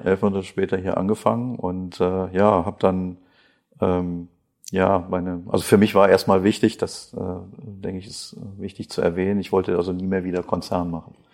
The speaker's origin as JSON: {"language": "German", "town": "Krefeld", "region": "North Rhine-Westphalia", "country": "Germany", "also_born_or_lived": "Mönchengladbach", "accent": "North Rhine-Westphalia", "said": "Meine Aussprache ist nicht die eines äh, Badeners, sondern äh, ja, vielleicht hört man etwas aus Nordrhein-Westfalen heraus. Ich äh, komme aus Krefeld"}